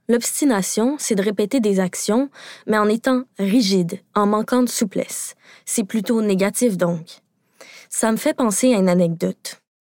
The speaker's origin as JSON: {"language": "French", "region": "Quebec", "country": "Canada", "said": "Au Québec, parce que oui, je suis québécoise"}